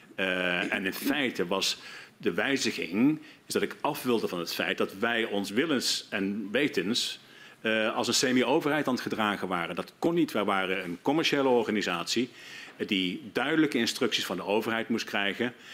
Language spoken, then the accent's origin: Dutch; Netherlands; moved away as an adult; zeker ook als Nederlander